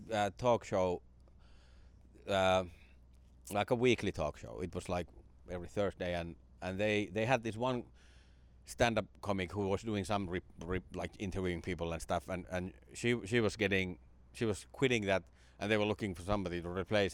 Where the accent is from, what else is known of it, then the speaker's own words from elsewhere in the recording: Finland; stand-up kinda came to my hometown. It came to Finland in the nineties